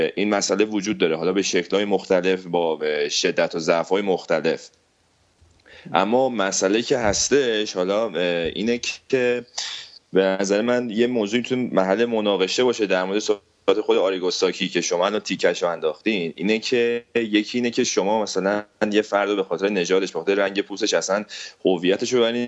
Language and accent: Persian; Iran; من به عنوان یه ایرانی